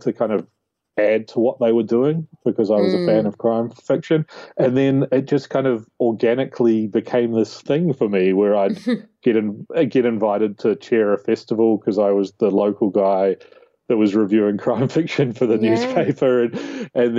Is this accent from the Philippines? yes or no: no; New Zealand; moved away; also born or lived in Australia; I was one of those kids growing up in New Zealand